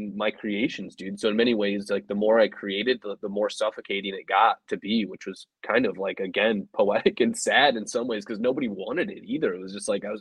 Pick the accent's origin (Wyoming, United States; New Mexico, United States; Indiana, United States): Indiana, United States; Elkhart; I grew up in Northern Indiana.